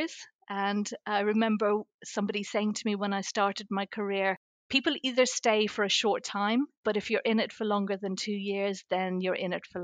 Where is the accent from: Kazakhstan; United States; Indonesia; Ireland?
Ireland; moved away as an adult; also born or lived in Surrey Hills, United Kingdom; now in Surrey, United Kingdom; I was born and raised in Ireland. I moved to the UK 34 years ago